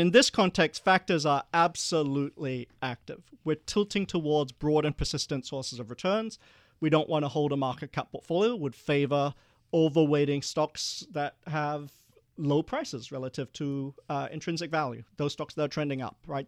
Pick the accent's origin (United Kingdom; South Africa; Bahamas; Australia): Australia; Perth, Western Australia; moved away; also born or lived in Malaysia; we were one of the first Asian families after the white Australia policy to move to Perth. And I remember growing up, I was the only non-white kid in class